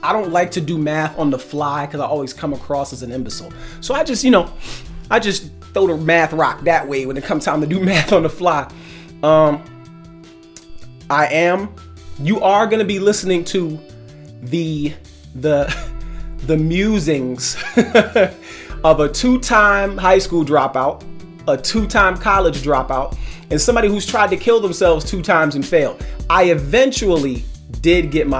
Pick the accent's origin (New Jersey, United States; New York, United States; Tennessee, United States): New York, United States; New York City; I was born in Brooklyn, New York. I'm an 80s baby from Brooklyn. I was raised during a very tumultuous time in Brooklyn.